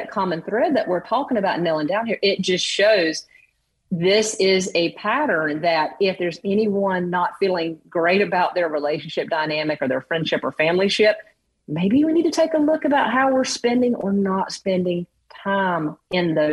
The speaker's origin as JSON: {"language": "English", "region": "the South", "country": "United States", "said": "coming from the South."}